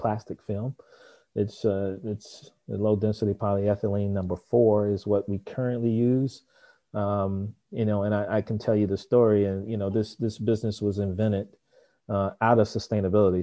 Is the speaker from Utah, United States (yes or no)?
no; Memphis, Tennessee, United States; I grew up in Memphis, Tennessee